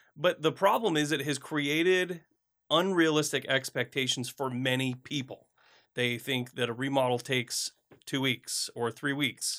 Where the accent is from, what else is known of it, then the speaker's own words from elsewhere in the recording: Flint, Michigan, United States; moved away; I grew up in Flint, Michigan